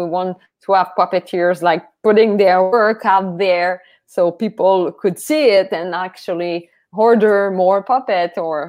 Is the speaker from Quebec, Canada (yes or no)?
yes; Matane, Quebec, Canada; I'm from Matane.